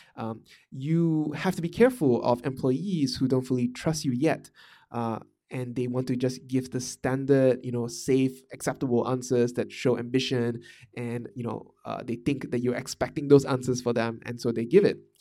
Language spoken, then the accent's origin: English; Malaysia; moved away; also born or lived in Singapore / Vietnam; I'm Malaysian, m, uh, and I come from a small town in Malaysia